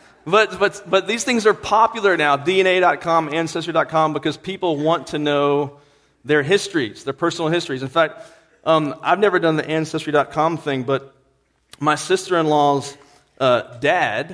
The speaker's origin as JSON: {"language": "English", "region": "Virginia", "country": "United States", "moved": "yes", "said": "where I'm from, Virginia, we look down on West Virginia"}